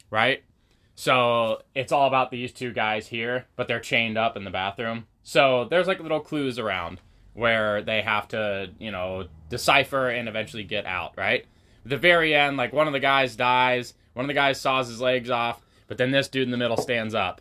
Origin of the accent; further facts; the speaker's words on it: Pacific Northwest, United States; growing up in the Pacific Northwest